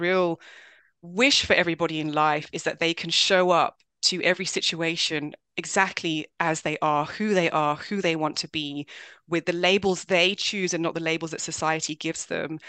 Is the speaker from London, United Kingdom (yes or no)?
yes; London, United Kingdom; born or raised there; also born or lived in Swaziland / South Africa